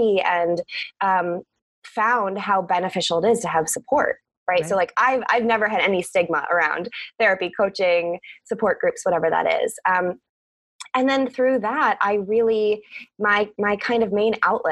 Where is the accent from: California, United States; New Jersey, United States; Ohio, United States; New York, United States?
Ohio, United States; Cleveland; I was born in Cleveland, Ohio. That's where I grew up